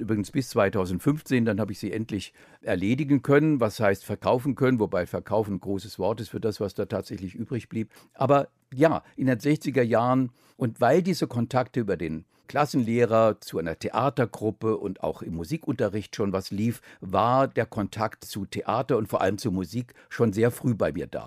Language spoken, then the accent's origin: German; Offenbach am Main, Hesse, Germany; in Offenbach geboren, in eine Familie hineingeboren